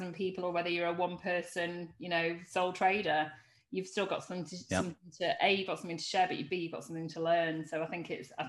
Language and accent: English; Lancashire, North West England, United Kingdom; We're both from Lancashire